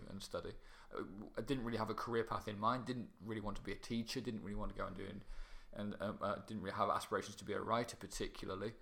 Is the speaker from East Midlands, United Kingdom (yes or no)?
yes; Kirkby Mallory, East Midlands, United Kingdom; teenage years, I was living in a place called Kirkby Mallory, which is um, which is near Mallory Park